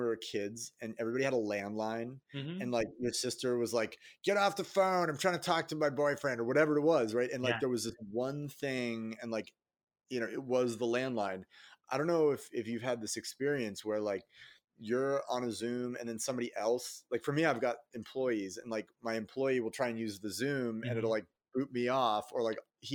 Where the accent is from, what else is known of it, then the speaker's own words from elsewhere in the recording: Boston, Massachusetts, United States; my hometown of Boston